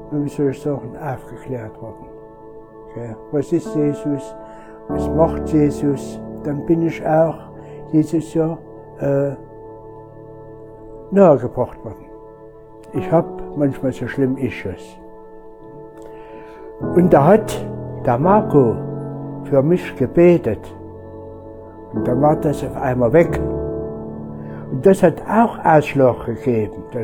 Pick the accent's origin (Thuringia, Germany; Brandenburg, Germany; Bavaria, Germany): Thuringia, Germany; Arnstadt; born there; Ich bin gebürtiger Arnstädter, schon 73 Jahre lang.